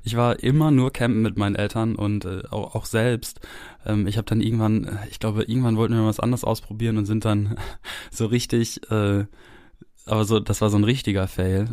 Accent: Germany; also born or lived in France; ich habe hier in Deutschland so ungefähr alles gemacht

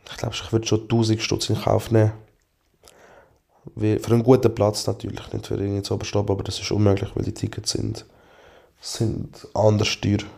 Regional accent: Aargau, Switzerland; ich lege oft weiße Socken an, weil ich finde, halt als Aargauer ist das halt wichtig.

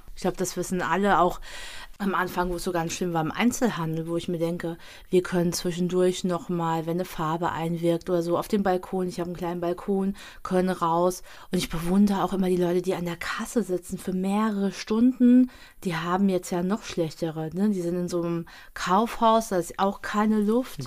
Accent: Bad Camberg, Hesse, Germany; also born or lived in Wiesbaden; Kindheit war alles Bad Camberg, bis ich 15,5 war

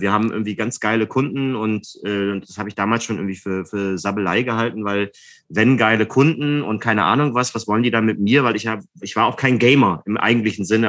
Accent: Mülheim an der Ruhr, North Rhine-Westphalia, Germany; now in Berlin, Germany; in Mühlheim an der Ruhr in meiner Heimatstadt

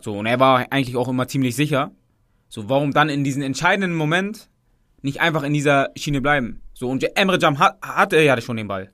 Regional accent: Hamburg, Germany; als Hamburger

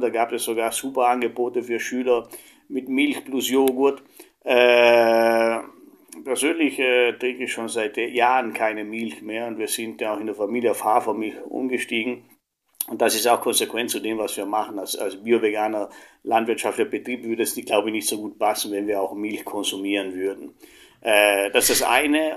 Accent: Italy; moved away; ich komme ja aus Italien ursprünglich

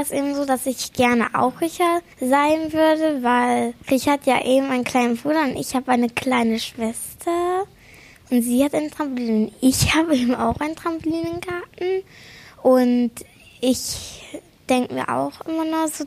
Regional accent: Bitterfeld, Saxony-Anhalt, Germany; Ich komme aus Bitterfeld. Mm, mir gefällt an Bitterfeld die Gotsche sehr.

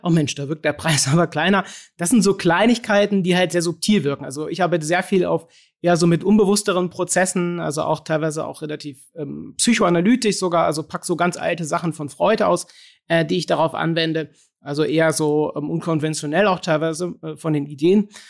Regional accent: Cologne, North Rhine-Westphalia, Germany; bei uns in Köln

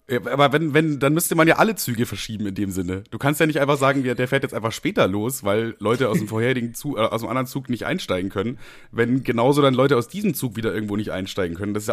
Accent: Amberg, Bavaria, Germany; Also ich bin nach Amberg gefahren, meine Heimat quasi.

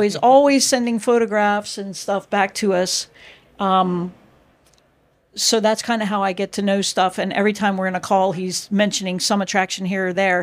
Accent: United States; first language English; moved away as an adult; also born or lived in Florida / United Kingdom; now in Breda, Netherlands; I'm an American

